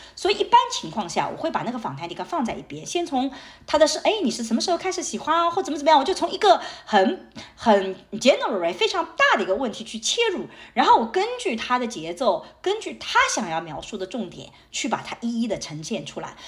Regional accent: Suzhou, Jiangsu, China; 就像我所在的这个吴江，这是我的家乡

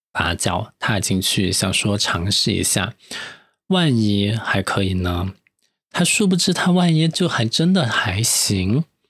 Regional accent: Chengdu, Sichuan, China; now in Sanya, China; 作为一个成都人，资深艺人在三亚就是异乡工作

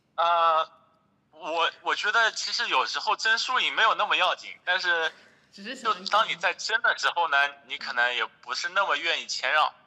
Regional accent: Hangzhou, Zhejiang, China; moved away as an adult; also born or lived in Shanghai; 我是杭州人嘛，从小在杭州长大，然后大学的时候，呃，去了上海，毕业后呢，在上海大概工作了四年左右

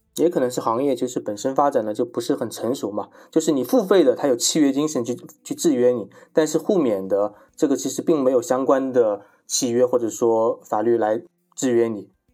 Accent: China; 我们中国人

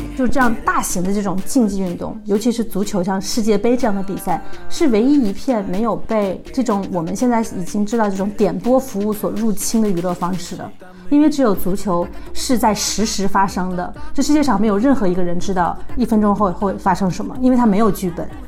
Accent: China; moved away as an adult; now in Germany; 因为我现在在德国，你比较一下在德国踢球的感觉和在中国踢球感觉，那完全不一样。

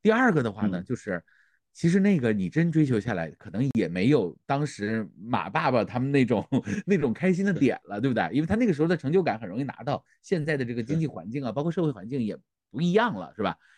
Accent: Northeast China, China; moved away; 我就是东北人，

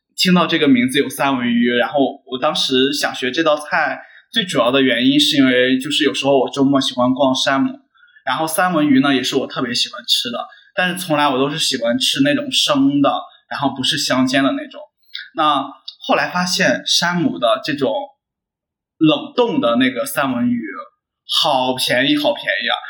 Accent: Henan, China; moved away; 因为我来自河南嘛

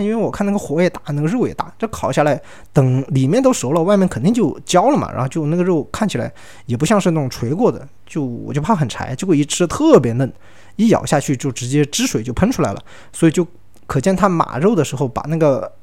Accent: Sichuan, China; moved away as an adult; 特别我们四川人啊， 对猪肉这个消耗还是特别大的

